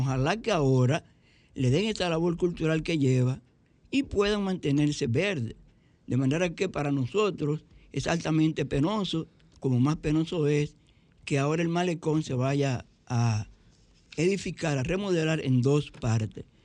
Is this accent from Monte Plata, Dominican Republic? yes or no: no; Santo Domingo Este, Distrito Nacional, Dominican Republic; soy de Santo Domingo Este y resido en Santo Domingo Este